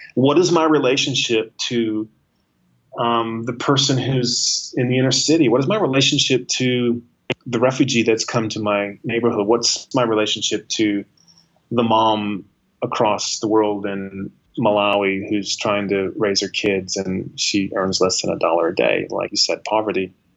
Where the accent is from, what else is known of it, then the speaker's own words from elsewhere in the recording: United States; as an American, as a man, as a white man